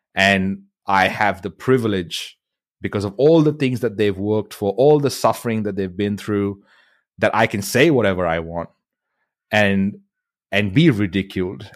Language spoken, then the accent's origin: English; India; moved away as an adult; now in Australia; I grew up in India